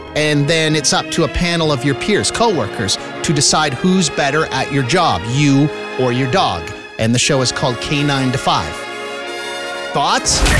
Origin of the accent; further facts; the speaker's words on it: Saskatchewan, Canada; Saskatchewan people, and I'm one of you